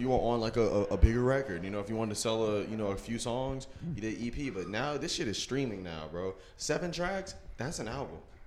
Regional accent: Virginia, United States; I'm from Virginia.

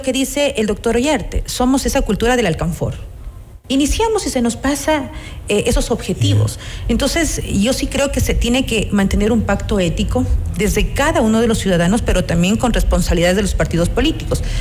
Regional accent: Ecuador; como ecuatorianos y ecuatorianas

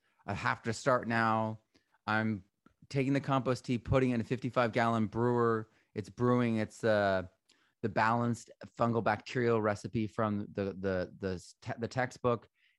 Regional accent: Vermont, United States; also born or lived in New Hampshire / Connecticut; So I grew up in Vermont, New Hampshire, and Connecticut.

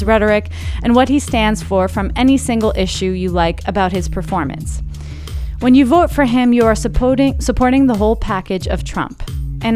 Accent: United States; moved away; I'm American.

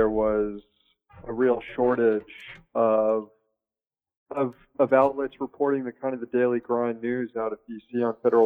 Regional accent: Daytona Beach, Florida, United States; moved away; I'm from Florida originally, just about an hour south of Jacksonville, Daytona Beach.

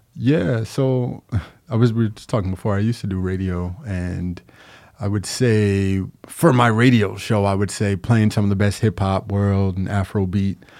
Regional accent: Long Island, New York, United States; moved away as an adult; now in Capital Region, New York, United States; I'm actually from Long Island, but I've been here since like 2011.

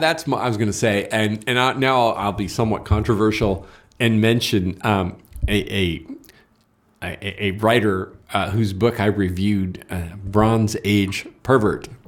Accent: California, United States; I'm from California

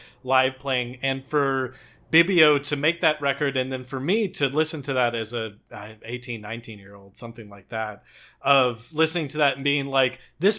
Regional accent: Texas, United States; I'm from Texas

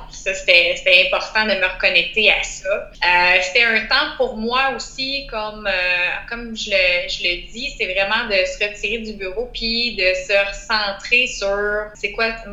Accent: Outaouais, Quebec, Canada; je viens de la région de l'Outaouais.

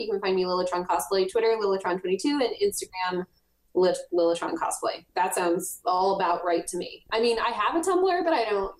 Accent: United States; Americans are very, I love being American, and like, I've traveled all around the world and I am proud of being American.

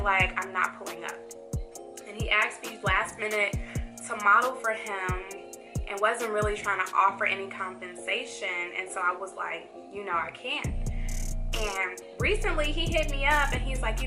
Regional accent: Chicago, Illinois, United States; now in Atlanta, United States; I'm from Chicago, and in Chicago, people are a little more straight up

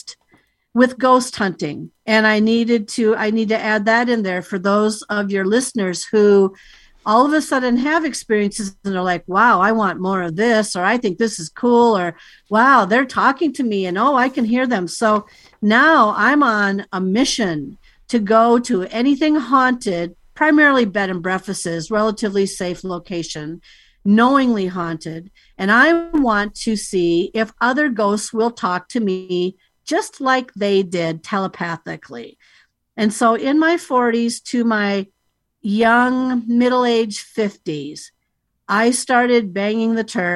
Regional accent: United States; I'm here from the United States.

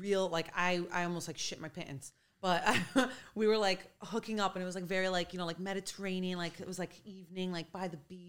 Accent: New York City, New York, United States; That was my experience growing up in like Greek Brooklyn, all different diverse people. Where'd you grow up, Bay Ridge? Bay Ridge, yeah.

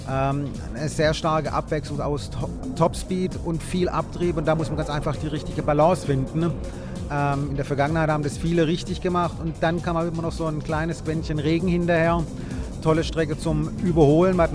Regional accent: Swabia, Baden-Württemberg, Germany; Als Schwabe

